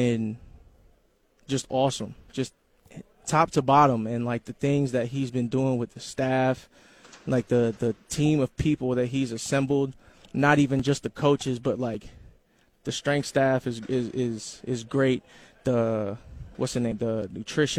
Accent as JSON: {"language": "English", "town": "Columbus", "region": "Ohio", "country": "United States", "said": "I'm from Columbus, Ohio"}